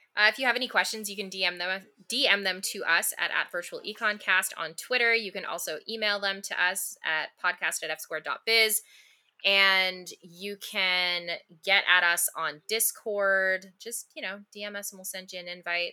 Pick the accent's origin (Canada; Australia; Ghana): Canada; as a Canadian